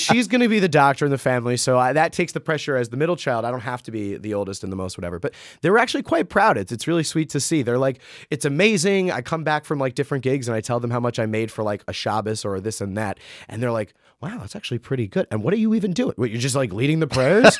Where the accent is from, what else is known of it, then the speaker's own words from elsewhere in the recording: Rockland County, New York, United States; I grew up in Rockland County, New York